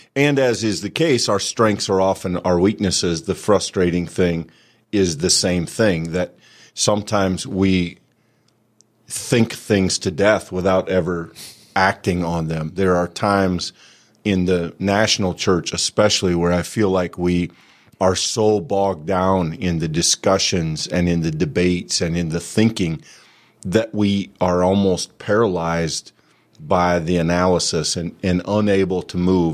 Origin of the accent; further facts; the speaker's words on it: Bronson, Iowa, United States; the small Presbyterian church I grew up in, in Bronson, Iowa